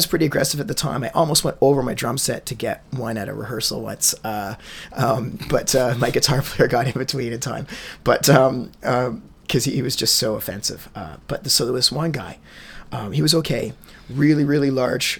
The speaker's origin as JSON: {"language": "English", "town": "Peterborough", "region": "Ontario", "country": "Canada", "said": "I'm English-Irish from Peterborough."}